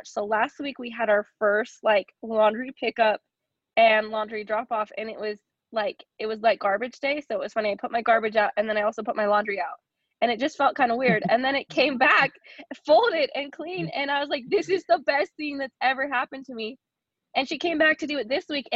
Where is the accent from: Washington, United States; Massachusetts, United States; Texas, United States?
Washington, United States; Olympia; moved away as an adult; now in Utah, United States; We are from Olympia, Washington. We grew up in the Pacific Northwest